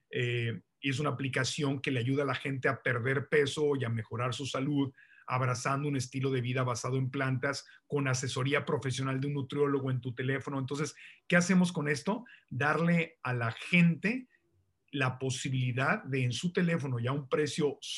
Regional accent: Tijuana, Baja California, Mexico; born there; Yo nací en Tijuana, mi familia está en Tijuana y San Diego

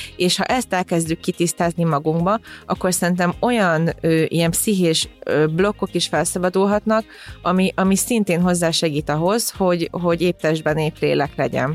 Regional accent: Hungary; ide születtem Magyarországra, és az egész családom így itt nőtt fel

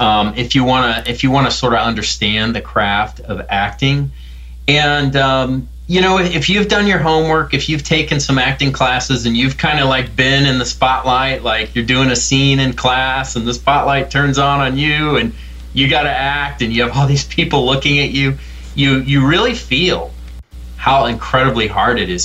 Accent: Columbus, Ohio, United States; now in Austin, Texas, United States; I was growing up in Columbus, Ohio

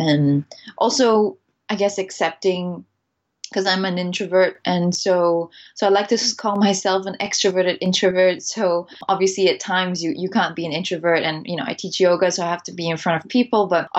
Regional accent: Singapore; also born or lived in Netherlands; I'm Singaporean. My mom is Singaporean, but my dad is Dutch. So I grew up half in Singapore and half in the Netherlands. Up until I was 7, I was in Singapore.

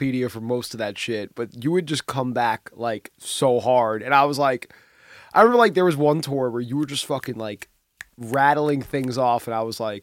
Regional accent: New York City, New York, United States; I was from the Bronx and from New York

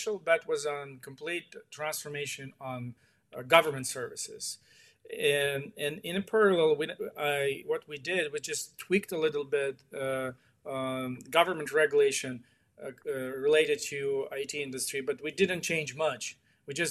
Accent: Ukraine; as a citizen of Ukraine, I was born here, I was raised here in Ukraine

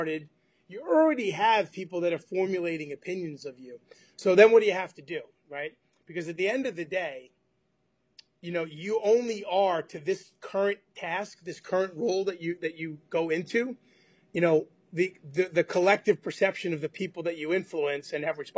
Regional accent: New York, United States; I'm from New York

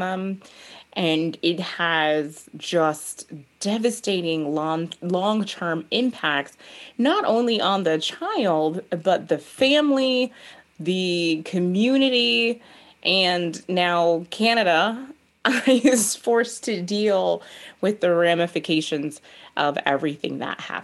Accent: United States; I'm an American. I'm a Black American.

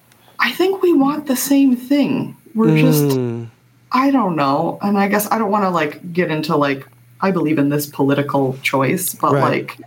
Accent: Midwest, United States; growing up in the Midwest, I mean, I have a lot of family members who are gun owners.

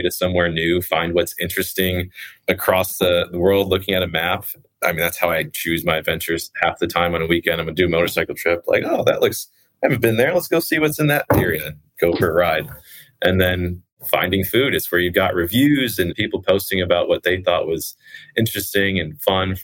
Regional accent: Chicago, Illinois, United States; moved away as an adult; now in Pacific Northwest, United States; I grew up in the Midwest in Chicago

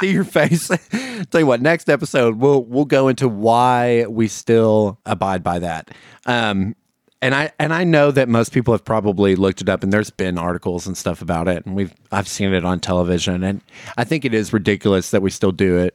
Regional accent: the South, United States; as a Southerner

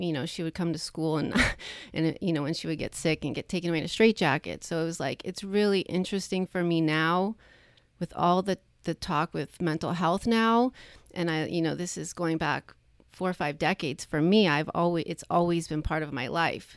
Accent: Long Island, New York, United States; now in California, United States; growing up where I grew up on Long Island

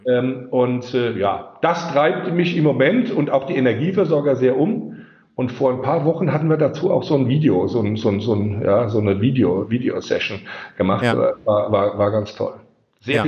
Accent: Rhineland-Palatinate, Germany; accent: Palatinate dialect; vielleicht hört man es auch so ein bisschen an meinem Dialekt raus. Das ist auch so die, die Ecke, wo ich herkomme. Ich wohne also in der Pfalz. Ich bin ein Pelzer.

